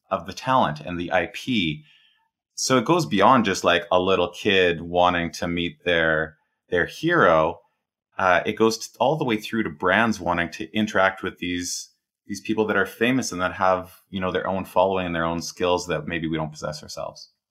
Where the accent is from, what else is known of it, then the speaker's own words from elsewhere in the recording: Edmonton, Alberta, Canada; I grew up in, I'm Canadian, I grew up in a prairie city